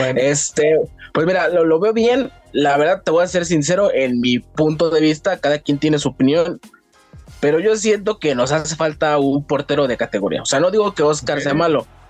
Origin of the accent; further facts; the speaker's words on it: Cuautitlán Izcalli, State of Mexico, Mexico; de acá de Cotitlán Izcalli, Estado de México.